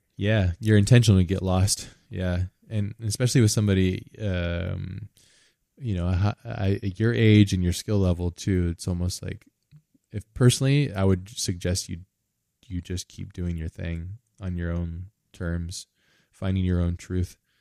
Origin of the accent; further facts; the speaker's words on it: United States; I'm from America